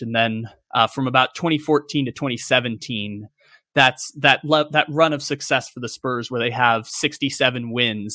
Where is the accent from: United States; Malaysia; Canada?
United States; San Diego, California; also born or lived in Sacramento; I am from San Diego, California. I was born there and raised there.